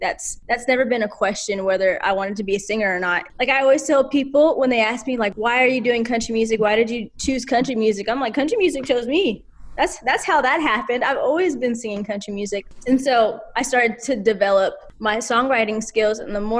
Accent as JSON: {"language": "English", "region": "Alabama", "country": "United States", "tie": "born or raised there", "also_born_or_lived": "Alaska", "said": "So I was born in Alaska. My parents are veterans. My mom and dad were in the Army for 10 years. My bonus dad, a Marine for 20 years. When I was 5, we moved to Alabama"}